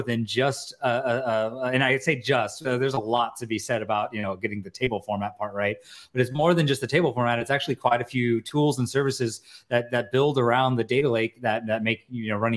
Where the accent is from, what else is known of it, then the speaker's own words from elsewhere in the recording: United States; accent: American; my American accent